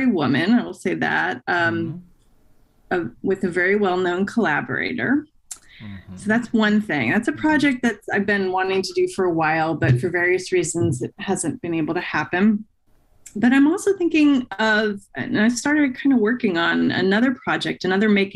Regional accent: New Jersey, United States; I grew up in New Jersey, right, where the first or one of the first Westerns was made

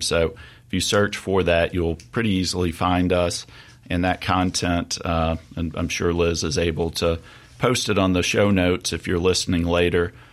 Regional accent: Jackson, Mississippi, United States; also born or lived in Oxford, Mississippi; I'm born and raised in Mississippi, uh, hail from the Mississippi Delta, but grew up in Jackson

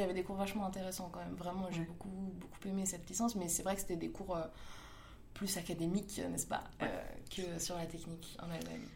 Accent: Paris, Île-de-France, France; j'ai grandi dans le 11e, dans le beau quartier de Ménilmontant, rue Saint-Maur

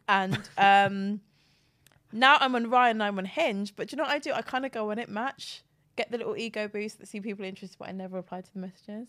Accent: Cockfosters, London, United Kingdom; If I wanna sound one way, I'll say North London. If I wanna sound another way, I'll say I'm from Cock Fosters in Hertfordshire

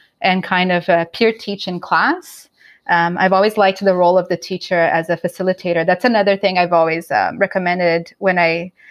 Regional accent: Brazil; moved away as an adult; now in Canada; living in Canada now for the last 11 years, but I'm originally from Brazil

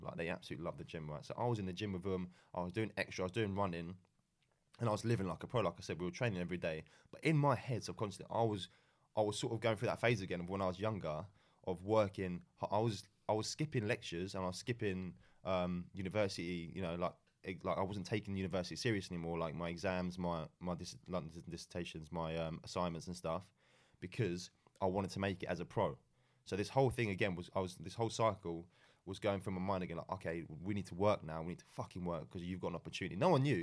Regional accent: England, United Kingdom; moved away as an adult; also born or lived in Malaysia; growing up in England

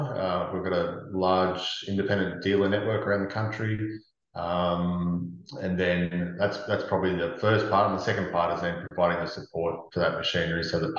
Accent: Temora, New South Wales, Australia; moved away; I grew up on a farm. I'm originally from Temora, so not too far away from yourself. The family's still all out there.

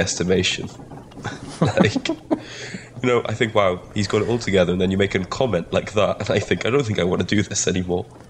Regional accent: Wales, United Kingdom; first language Welsh; English is a second language; being Welsh first language that my pronunciation mm. is sometimes a little off of words

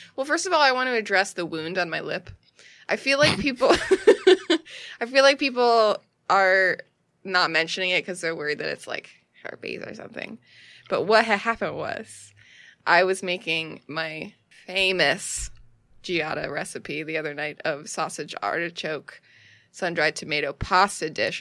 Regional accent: United States; I'm an American.

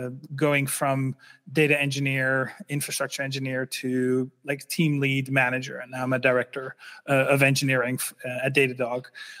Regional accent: Netherlands; English is a second language; I'm originally from the Netherlands. Sometimes I still have a slight accent, but it's not that big anymore.

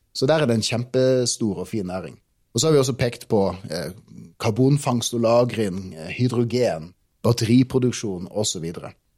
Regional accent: Tromsø, Troms, Norway; jeg er en gutt fra Tromsø

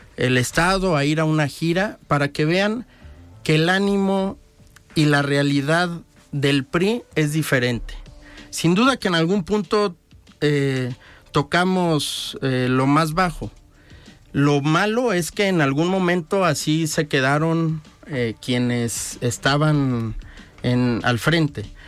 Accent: Unión de San Antonio, Jalisco, Mexico; moved away as an adult; also born or lived in Mexico City / Lagos de Moreno; now in Guadalajara, Mexico; Yo soy originario de Unión de San Antonio, Jalisco, aunque actualmente radico

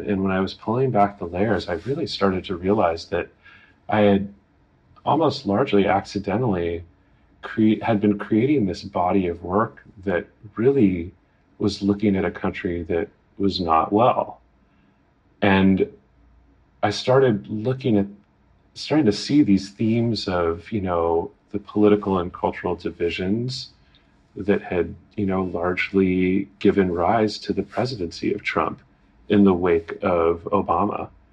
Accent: United States; as an American

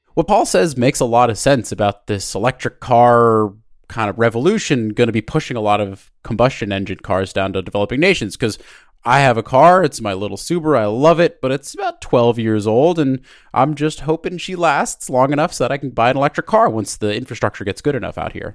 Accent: United States; also born or lived in San Francisco; I'm an American.

